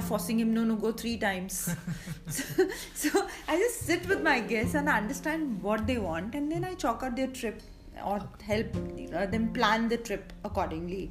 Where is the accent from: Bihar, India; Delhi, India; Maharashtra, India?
Maharashtra, India; Mumbai; now in Amritsar, India; I come from Bombay, settled in Amritsar